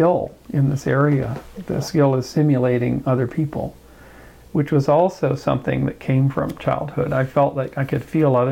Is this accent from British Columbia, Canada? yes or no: yes; Kamloops, British Columbia, Canada; also born or lived in Victoria, British Columbia; now in Bay Area, United States; Kamloops. I was raised mostly there